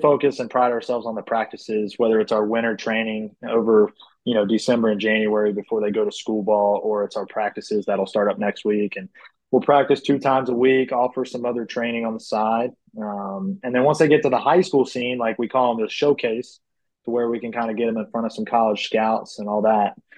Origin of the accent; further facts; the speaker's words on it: Charlotte, North Carolina, United States; I grew up in the Charlotte area playing baseball.